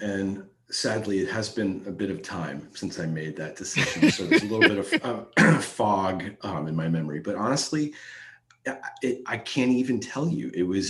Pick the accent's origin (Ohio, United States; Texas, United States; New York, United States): Ohio, United States; Dayton; I'm a native of Dayton, Ohio.